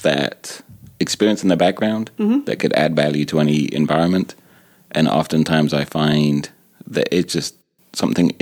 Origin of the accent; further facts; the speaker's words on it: England, United Kingdom; also born or lived in Thailand; now in United States; coming from England and then living in America